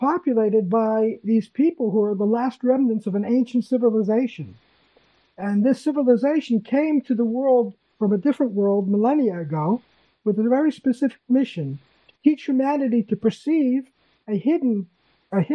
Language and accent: English; Massachusetts, United States; moved away as an adult; now in Israel; I was born in Massachusetts